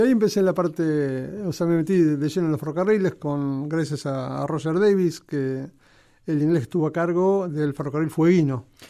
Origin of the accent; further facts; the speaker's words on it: El Palomar, Buenos Aires Province, Argentina; moved away as an adult; si bien este, nací en Capital, a los pocos meses fui al Palomar. El Palomar y ahí este, estuve hasta que hasta que me casé